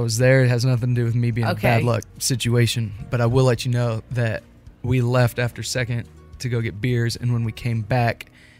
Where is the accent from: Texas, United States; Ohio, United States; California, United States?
California, United States; Northern California.